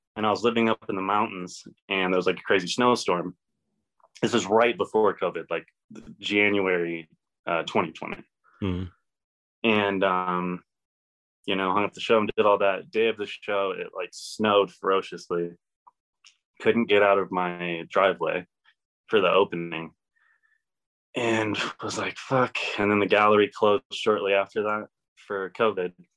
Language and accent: English; Elizabeth, Colorado, United States; also born or lived in Kansas; I'm from Elizabeth, um, but always kind of been in like the Denver area